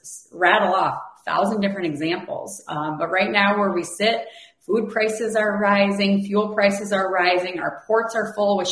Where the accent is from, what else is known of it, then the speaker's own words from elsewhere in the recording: United States; we as an American people